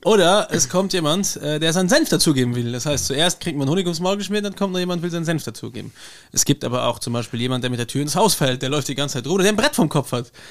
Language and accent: German; Luxembourg; Bei uns in Luxemburg